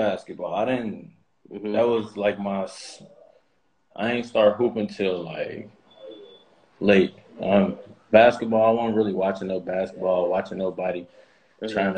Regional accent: Chicago, Illinois, United States; also born or lived in Calumet City, Illinois; I'm from Chicago, bro. You know, I grew up in the city at a young age.

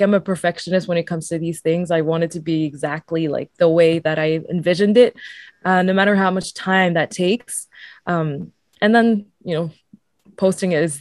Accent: France; also born or lived in Mauritius; now in Toronto, Canada; I wanted to live back in France because I'm originally from France

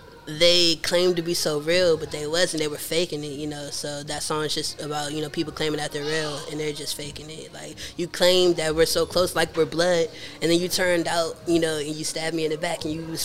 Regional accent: Clinton, Maryland, United States; I'm from Maryland, Clinton, Maryland.

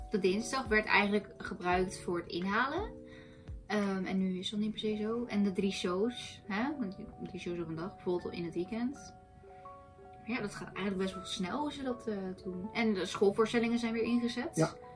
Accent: Netherlands; wij komen uit Nederland, wij hebben hier andere historische verhalen

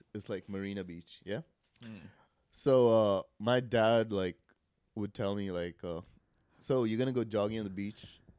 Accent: South India, India; also born or lived in Mozambique; now in United States; I'm from like South India.

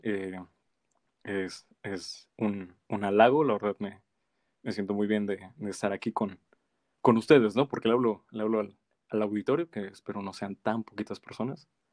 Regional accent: Mexico; como mexicanos

